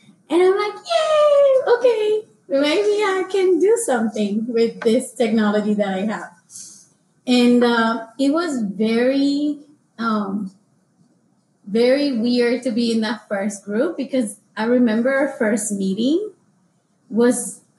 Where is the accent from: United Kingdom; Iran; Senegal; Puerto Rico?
Puerto Rico; moved away; So for me, the application process was like, I came from Puerto Rico in 2008, and I came from book and pencil and pen to, I have a computer, like, I have a computer.